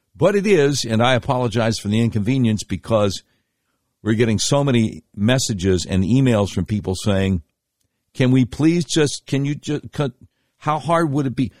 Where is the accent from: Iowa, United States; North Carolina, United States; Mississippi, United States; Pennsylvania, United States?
North Carolina, United States; Charlotte; growing up in Charlotte, North Carolina